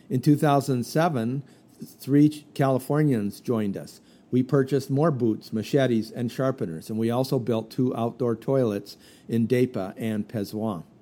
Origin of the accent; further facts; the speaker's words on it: Daloa, Sassandra-Marahoué, Côte d’Ivoire; Oh, I'm from Daloa.